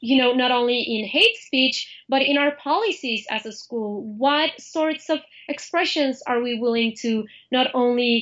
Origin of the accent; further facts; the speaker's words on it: Mexico City, Mexico; moved away; I'm from Mexico City, and I'm here part of the La Raza Student Association